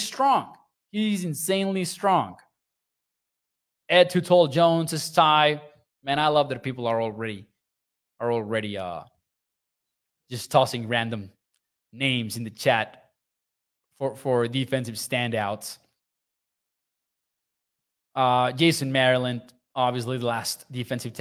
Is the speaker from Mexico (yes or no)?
yes; Chihuahua, Mexico; moved away; I'm from Chihuahua. I'm from the north